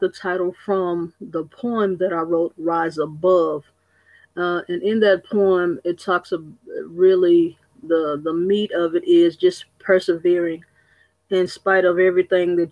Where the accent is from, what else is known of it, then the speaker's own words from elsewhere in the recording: Austin, Texas, United States; born and raised in Austin, Texas.